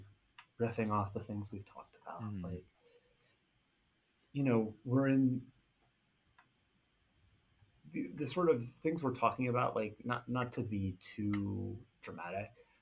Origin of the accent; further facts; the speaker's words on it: Southwest Florida, United States; moved away; I grew up in Southwest Florida, which wasn't where either part side of my family was from